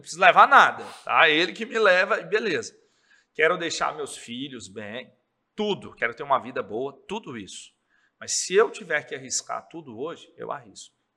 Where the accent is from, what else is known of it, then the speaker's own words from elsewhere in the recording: Governador Valadares, Minas Gerais, Brazil; also born or lived in Viçosa; Sou daqui, sempre morei aqui com 17 anos